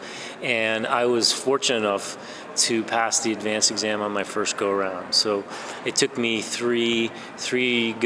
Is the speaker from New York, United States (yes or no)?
yes; New York, United States; moved away; also born or lived in Washington; I'm from New York